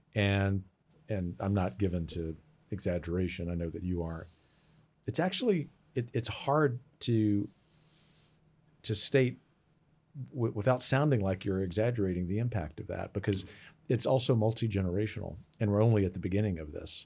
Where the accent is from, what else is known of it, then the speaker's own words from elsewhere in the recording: Gulf Coast, Louisiana, United States; moved away; an outdoor outfitter in my hometown in the Gulf Coast